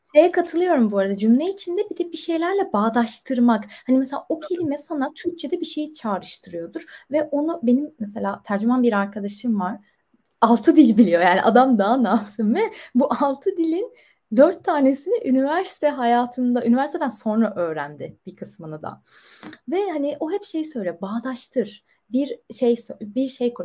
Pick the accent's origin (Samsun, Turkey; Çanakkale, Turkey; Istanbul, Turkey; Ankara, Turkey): Istanbul, Turkey; moved away as an adult; also born or lived in Bursa; İstanbul'da doğdum, büyüdüm